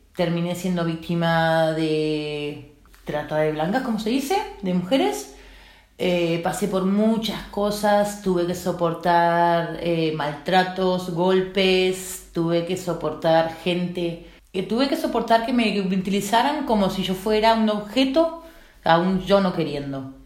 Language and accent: Spanish; Uruguay; moved away as an adult; now in Spain; soy de Uruguay